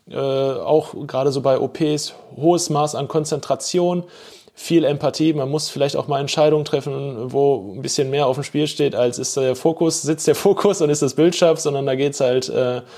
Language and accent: German; Bochum, North Rhine-Westphalia, Germany; da habe ich halt auch festgestellt, wie wichtig mir meine Heimatstadt ist und die Menschen, die hier leben.